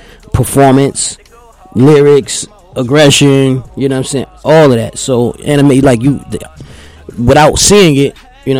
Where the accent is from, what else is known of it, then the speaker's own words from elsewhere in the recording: Newark, New Jersey, United States; also born or lived in Irvington, New Jersey; But yeah, I'm from Newark, man. That's, you know, I'm a product of my environment. I'm a Newark baby.